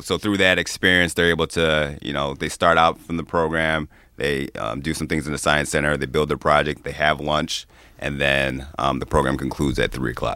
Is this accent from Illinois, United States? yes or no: yes; Chicago, Illinois, United States; moved away as an adult; also born or lived in Ann Arbor, Michigan; now in Michigan, United States; I grew up in the western suburbs of Chicago